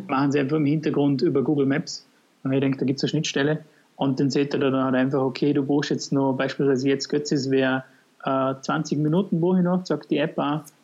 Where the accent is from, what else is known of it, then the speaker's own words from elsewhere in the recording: Vorarlberg, Austria; bei uns in Vorarlberg